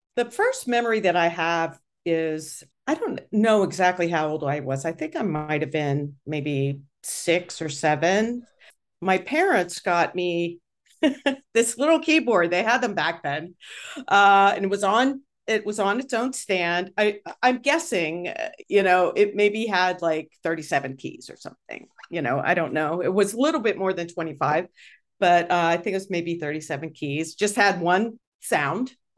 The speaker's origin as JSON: {"language": "English", "town": "Pittsburgh", "region": "Pennsylvania", "country": "United States", "tie": "born or raised there", "said": "I grew up in Pittsburgh"}